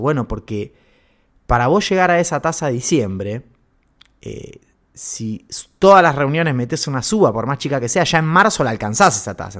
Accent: Argentina

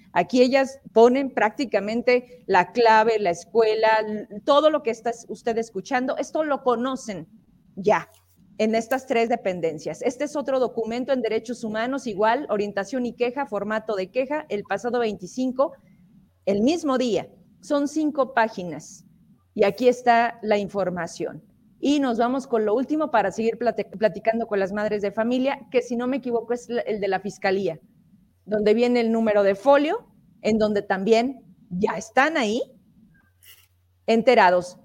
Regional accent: Zacatecas, Mexico; somos zacatecanos y aquí queremos seguir

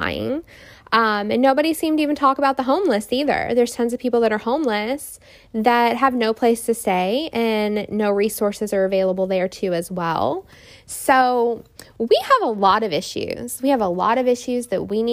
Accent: Indiana, United States; now in Houston, United States; my hometown, Indiana, up north

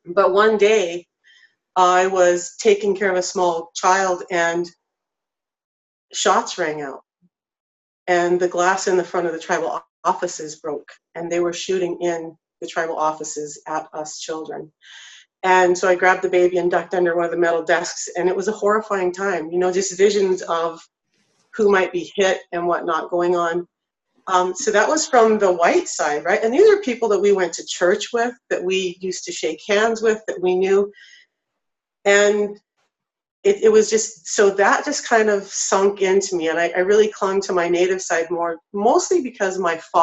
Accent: North Idaho, United States; I grew up in North Idaho

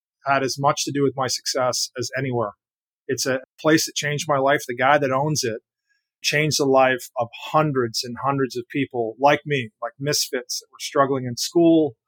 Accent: Canada; moved away; 12 years old, growing up in Canada

